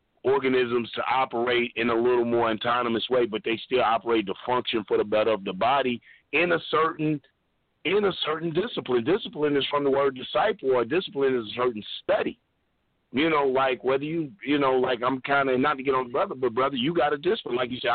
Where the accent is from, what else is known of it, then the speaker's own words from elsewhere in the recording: Long Island, New York, United States; now in Toronto, Canada; And I'm going … from Strong Island, who currently resides in Toronto.